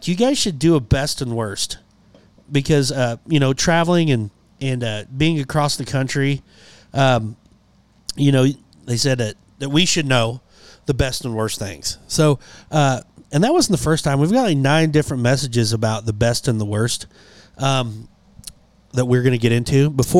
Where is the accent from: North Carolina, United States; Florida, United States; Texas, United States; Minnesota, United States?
Minnesota, United States; I'm from Minnesota, so we know a thing or two about hockey.